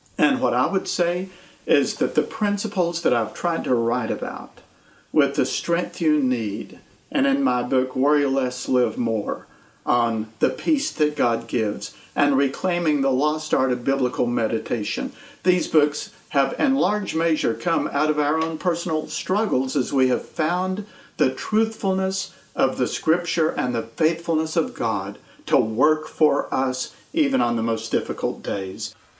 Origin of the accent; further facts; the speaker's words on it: East Tennessee, United States; also born or lived in Nashville, Tennessee; I grew up in East Tennessee in the mountains and the Appalachians and moved here in 1980